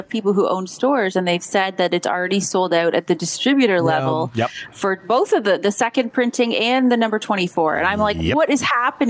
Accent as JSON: {"language": "English", "country": "Canada", "also_born_or_lived": "Japan / Ontario", "said": "I'm Canadian. I'm half Canadian, half Slovakian."}